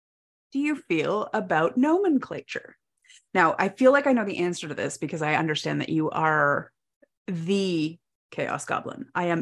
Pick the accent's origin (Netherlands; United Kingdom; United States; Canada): Canada; I'm a Canadian.